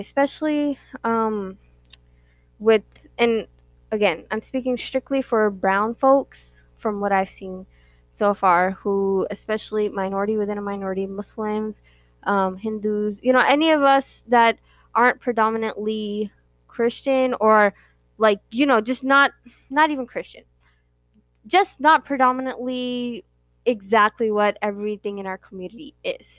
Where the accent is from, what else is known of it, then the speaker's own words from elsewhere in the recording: United States; We are born and raised here, and that is one thing that our parents really pride themselves in, is that they have kids that are born and raised in America